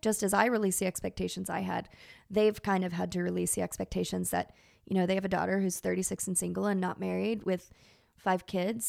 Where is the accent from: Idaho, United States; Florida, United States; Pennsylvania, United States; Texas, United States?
Texas, United States; I grew up in Texas